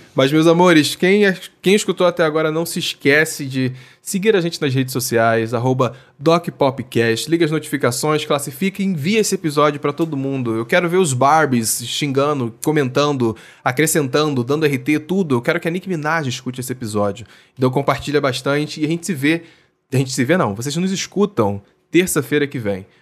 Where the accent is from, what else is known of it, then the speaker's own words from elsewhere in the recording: Rio de Janeiro, Brazil; lá do RJ, minha terrinha